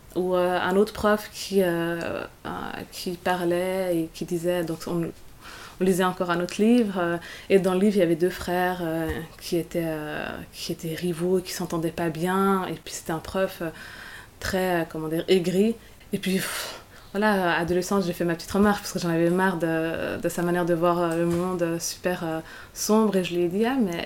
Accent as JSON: {"language": "French", "region": "Geneva", "country": "Switzerland", "tie": "born or raised there", "said": "je suis genevoise, ou je suis suissesse"}